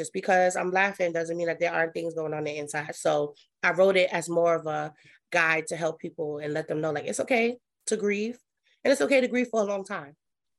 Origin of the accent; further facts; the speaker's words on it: Brooklyn, New York, United States; I am from Brooklyn, New York. That's where I was born and raised. I was actually born in St. John's, which is now named Interfaith Hospital.